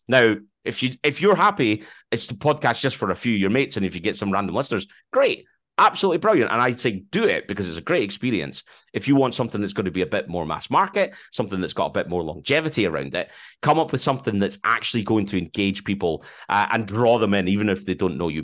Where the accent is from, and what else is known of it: Edinburgh, Scotland, United Kingdom; accent: Scottish